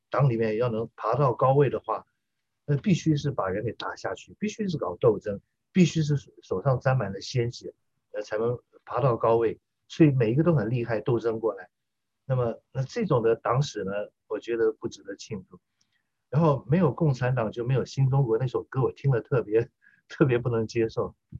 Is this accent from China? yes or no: no; Taiwan; 我在台湾长大的受中华文化教育以及反共爱国教育的我这一代的中国人来说的话，我们是台湾的中国人